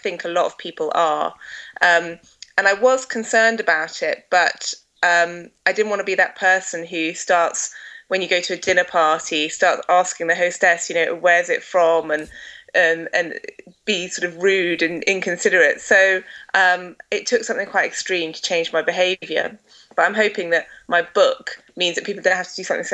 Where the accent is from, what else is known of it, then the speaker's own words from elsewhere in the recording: Essex, East of England, United Kingdom; now in Scotland, United Kingdom; I grew up in Essex, but my family are all from Scotland, so I've moved back to Scotland.